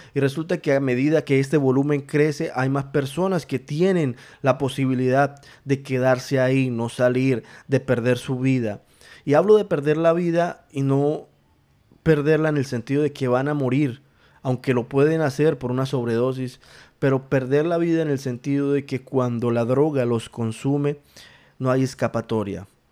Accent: Colombia; En mi país, en Colombia, en, em, en la ciudad de Bogotá

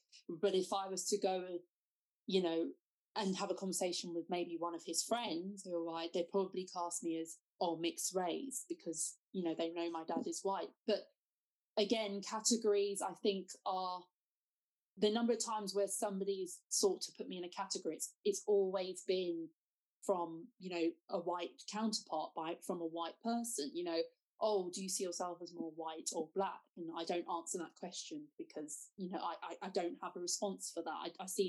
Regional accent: United Kingdom; I would class myself as somebody who is black British.

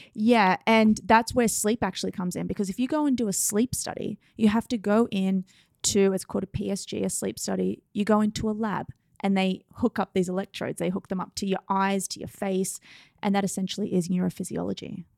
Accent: Australia; moved away as an adult; now in New York City, United States; I'm from Australia

